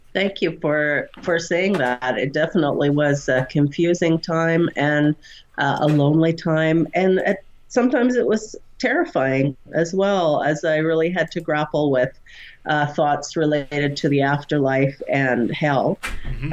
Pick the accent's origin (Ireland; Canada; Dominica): Canada; I just love being Canadian.